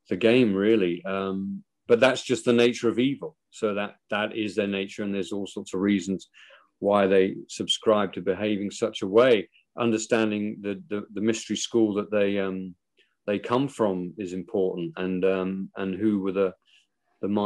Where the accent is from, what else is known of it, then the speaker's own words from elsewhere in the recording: Ireland; moved away; also born or lived in Mountain View, California; I'm an Irish Christian.